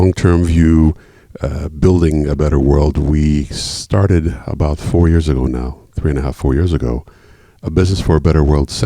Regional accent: Washington, District of Columbia, United States; moved away as an adult; also born or lived in United Kingdom / Europe; a return to my hometown, Washington, D.C.

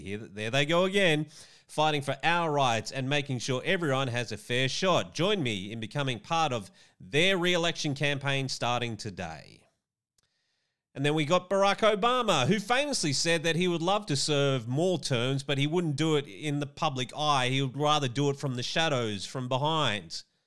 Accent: Australia; as an Australian

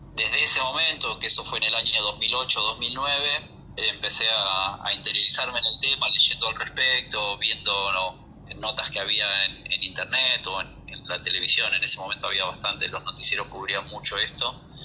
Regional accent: near the San Fernando Delta, Buenos Aires Province, Argentina; un lugar muy cercano a donde yo nací y me crié

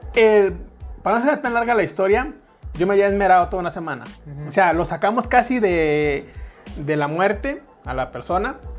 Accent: Tampico, Tamaulipas, Mexico; moved away as an adult; now in San Luis Potosí, Mexico; Soy de Tampico, Tamaulipas, México. Nací en una colonia que se llama, conocida como la Isla del Encanto

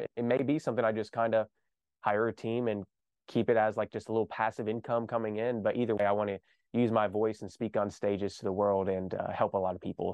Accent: Kentucky, United States; I grew up here in Kentucky

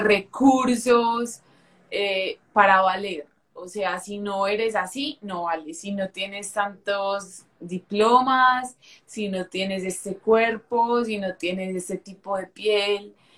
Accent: Medellín, Antioquia, Colombia; soy de Medellín, de una ciudad de aquí de Colombia

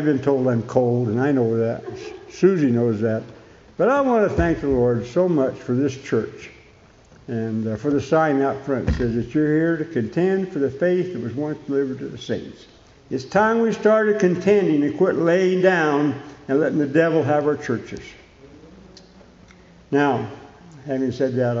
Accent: Bisbee, Arizona, United States; I was born and raised in Bisbee in the old hospital. I left here when I was about 18, 19 years old, gone several years

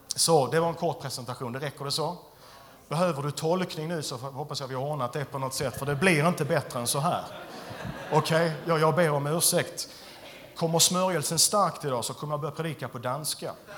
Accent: Skåne, Sweden; jag är skåning

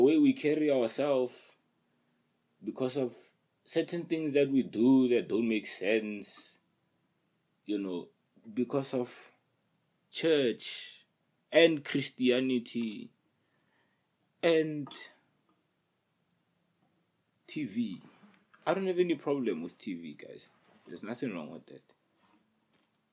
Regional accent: Pretoria, Gauteng, South Africa; I'm in PTA, South Africa, right? And then I come from a hood. I come from Soshawan.

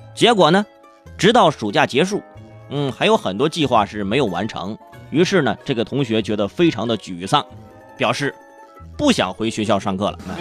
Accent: Hebei, China; 据《燕赵晚报》记，报道，就是我老家那块儿有个初二的男生叫小雨

